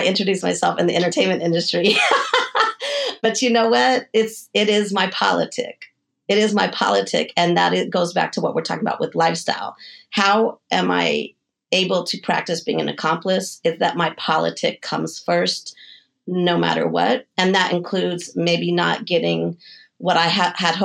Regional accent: Denver, Colorado, United States; moved away as an adult; also born or lived in San Diego / New York; I'm from Denver, Colorado, and I moved to San Diego when I was 18 and then to New York when I was, I think, 22.

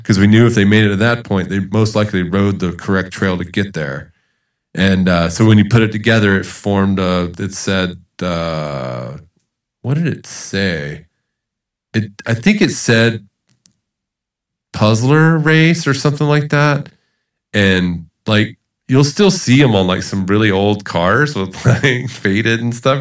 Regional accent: Charleston, South Carolina, United States; moved away as an adult; also born or lived in Georgia / Utah; now in El Paso, United States; I was born in Georgia and grew up in Charleston, South Carolina

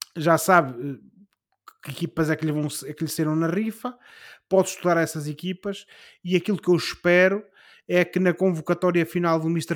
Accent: Portugal

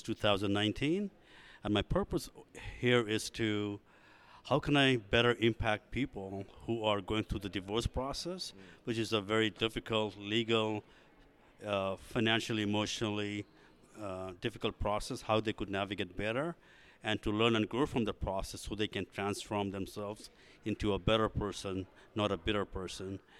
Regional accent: San Francisco Bay Area, California, United States; I'm from the San Francisco Bay Area

